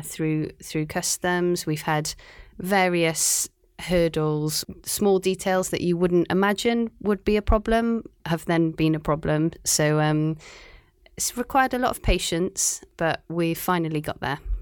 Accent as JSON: {"language": "English", "town": "Cardiff", "region": "Wales", "country": "United Kingdom", "also_born_or_lived": "Aberystwyth, Wales", "moved": "yes", "lives_now": "Shanghai, China", "said": "I'm from Cardiff in Wales"}